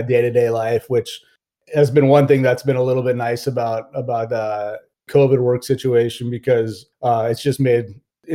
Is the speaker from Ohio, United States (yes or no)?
no; Fullerton, California, United States; I grew up in Orange County in Fullerton, California